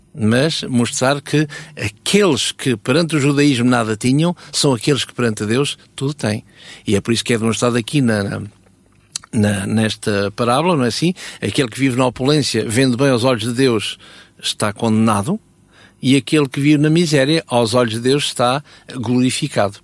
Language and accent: Portuguese; Portugal; Eu sou português